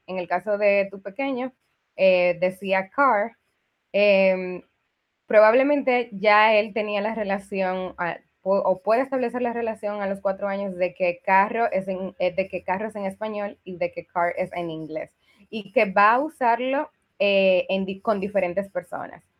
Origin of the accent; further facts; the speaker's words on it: Dominican Republic; soy dominicana. Eh, estudié aquí en República Dominicana